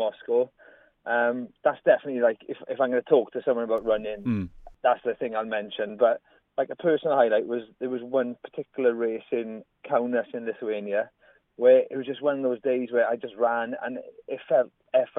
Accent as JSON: {"language": "English", "area": "Trehafod/Rhondda", "region": "Wales", "country": "United Kingdom", "tie": "born or raised there", "said": "where I grew up in Troche in the Rhondda"}